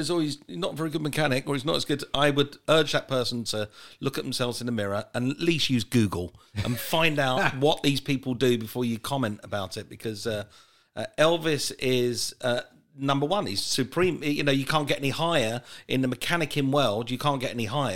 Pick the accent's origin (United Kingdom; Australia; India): United Kingdom; England; moved away as an adult; also born or lived in United States; I'm an Englishman at heart. I need to be back home